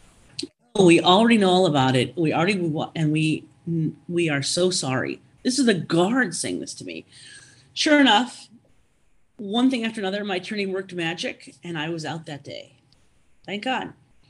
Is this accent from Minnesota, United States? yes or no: yes; Minnesota, United States; I said, oh, I'm from Minnesota.